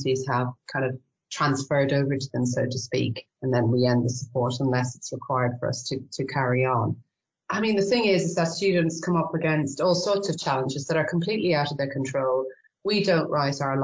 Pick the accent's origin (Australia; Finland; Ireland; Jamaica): Ireland; accent: Irish; moved away as an adult; now in York, United Kingdom; I could probably tell from my accent I'm Irish, but I married an English guy, so that's what found me in the UK.